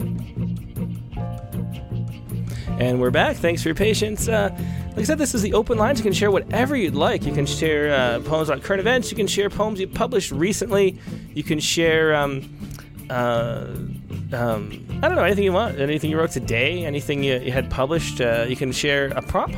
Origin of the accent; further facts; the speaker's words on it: Rochester, New York, United States; I just went to my hometown, the Rochester, New York.